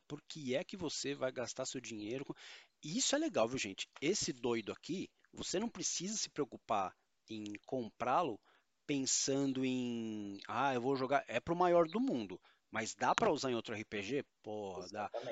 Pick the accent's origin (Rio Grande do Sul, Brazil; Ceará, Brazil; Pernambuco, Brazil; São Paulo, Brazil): São Paulo, Brazil; eu sou paulista e palavras com muito R são o nosso calcanhar de Aquiles